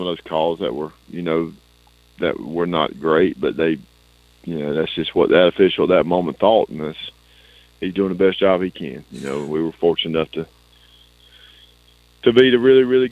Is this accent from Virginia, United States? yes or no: no; Blakely, Georgia, United States; in my hometown